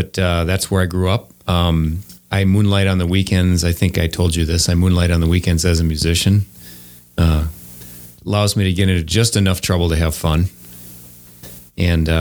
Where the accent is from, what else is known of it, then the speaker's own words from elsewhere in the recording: Wauwatosa, Wisconsin, United States; I grew up in Wauwatosa.